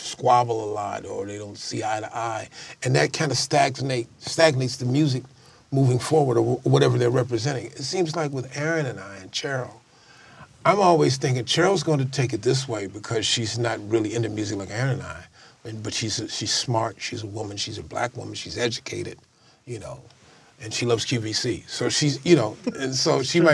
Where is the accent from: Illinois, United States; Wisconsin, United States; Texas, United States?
Illinois, United States; Chicago; I'm from Chicago.